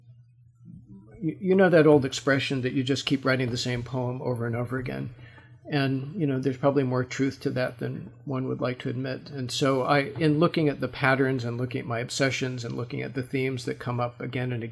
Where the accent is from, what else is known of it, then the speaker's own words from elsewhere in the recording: Los Angeles, California, United States; I'm from Los Angeles